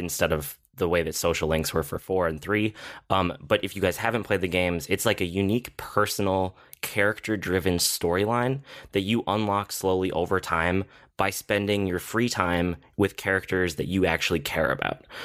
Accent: United States; I'm American

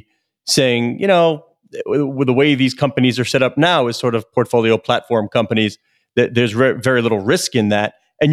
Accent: New York, United States; I am of a certain age where I was a kid growing up in New York

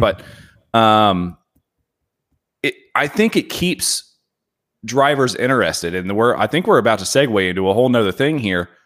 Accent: Indiana, United States; now in Phoenix, United States; I'm from Indiana

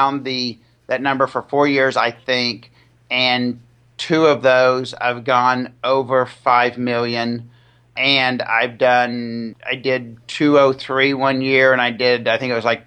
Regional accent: Dallas, Texas, United States; moved away as an adult; I grew up in the Dallas area.

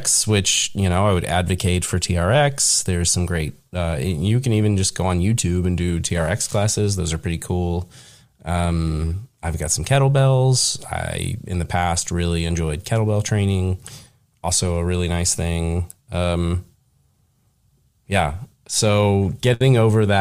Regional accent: Cincinnati area, Northern Kentucky, United States; moved away as an adult; I grew up in the Northern Kentucky, like Cincinnati area. So it's in the Midwest

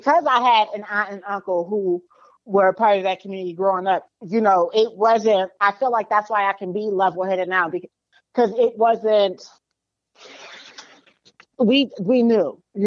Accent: Rosemont, Virginia, United States; growing up in Cub Scouts, Rosemont VA

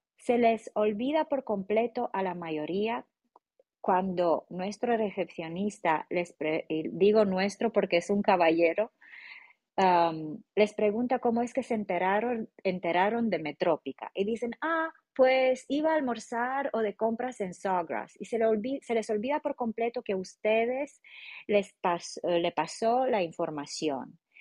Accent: Romania; Spanish is a second language; moved away; yo como rumana

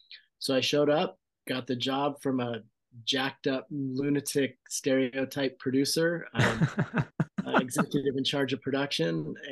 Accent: Ventura, California, United States; So I grew up on the Pierpont Beach area

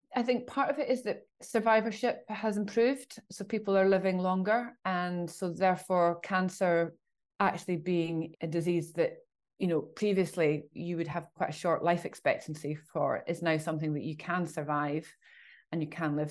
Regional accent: Scotland, United Kingdom; I'm Scottish

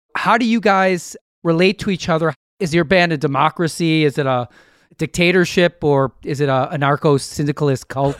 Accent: Milwaukee, Wisconsin, United States; We're from Milwaukee.

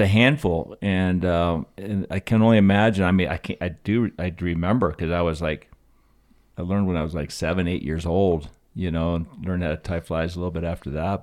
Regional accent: Aspen Valley, Colorado, United States; growing up in the Aspen Valley since nineteen sixty, this is, these are my roots

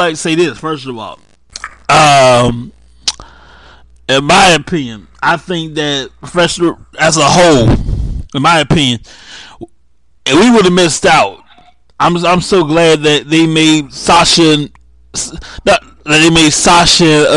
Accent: United States; We as African Americans

